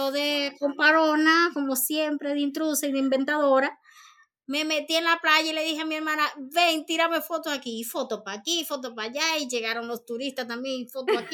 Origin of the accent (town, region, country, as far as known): Santiago de los Caballeros, Santiago, Dominican Republic